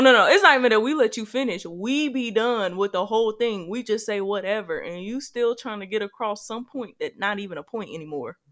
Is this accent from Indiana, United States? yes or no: yes; Gary, Indiana, United States; now in Indianapolis, United States; Gary's my hometown